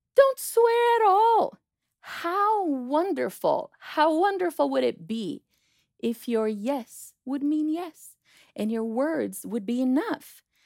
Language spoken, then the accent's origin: English; Brazil; moved away; I'm from Brazil